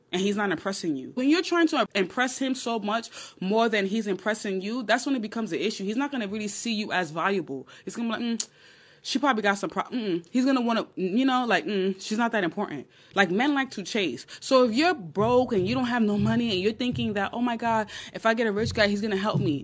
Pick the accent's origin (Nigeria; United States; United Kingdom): Nigeria; I'm Nigerian